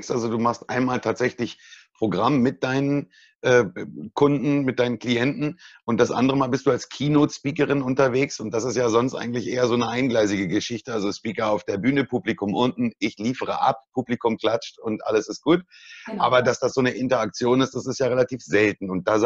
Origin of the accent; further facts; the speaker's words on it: Brandenburg, Germany; Ich komme aus Brandenburg, Deutschland. Wir sagen Kasper, so ganz komisch.